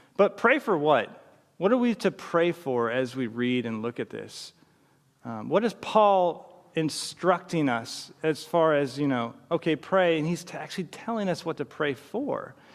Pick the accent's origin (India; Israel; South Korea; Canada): Canada; British Columbia; growing up in British Columbia, my d, mom and dad would take me to church